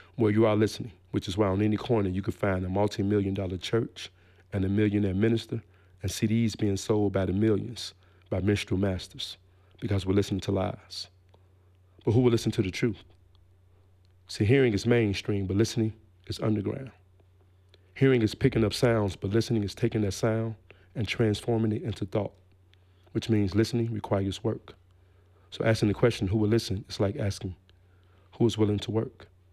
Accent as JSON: {"language": "English", "town": "Gary", "region": "Indiana", "country": "United States", "tie": "born or raised there", "also_born_or_lived": "Memphis, Tennessee", "moved": "as an adult", "said": "I was born in Memphis, Tennessee, but I was raised in Gary, Indiana."}